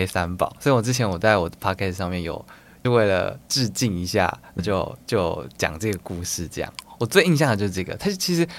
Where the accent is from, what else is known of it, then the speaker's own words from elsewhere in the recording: Taichung, Taiwan; also born or lived in Tainan / Kaohsiung; 我是台中人，但是我以前小时候被送到台南跟高雄。